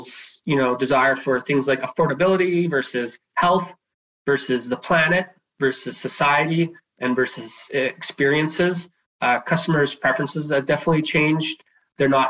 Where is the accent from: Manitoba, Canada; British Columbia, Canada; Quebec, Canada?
British Columbia, Canada; Nanaimo; I am from Nanaimo, born and raised here on Vancouver Island.